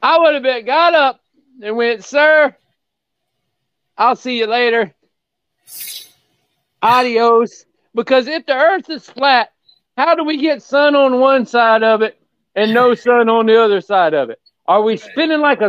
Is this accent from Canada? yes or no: no; Jacksonville, Florida, United States; I'm born and raised in Jacksonville